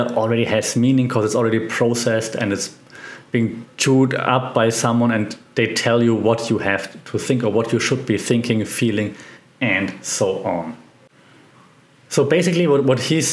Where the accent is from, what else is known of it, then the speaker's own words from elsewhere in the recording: Germany; accent: German; English is a second language; my German accent sometimes comes through